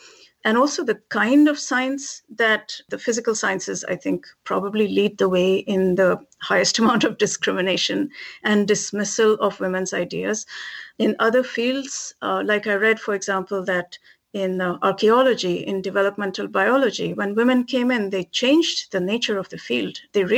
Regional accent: India; Never experienced that growing up in India, going to college, none of that.

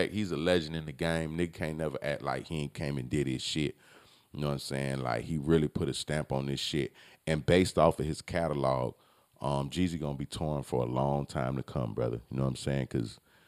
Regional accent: Palm Beach, Florida, United States; I'm from Palm Beach

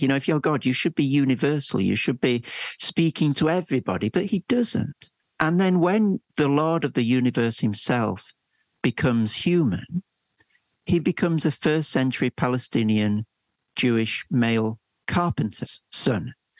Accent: England, United Kingdom; as an English person

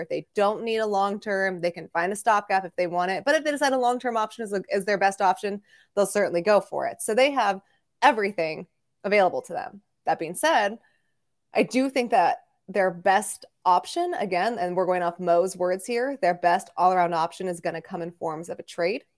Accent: Bay Area, California, United States; moved away; as a child growing up in the Bay Area

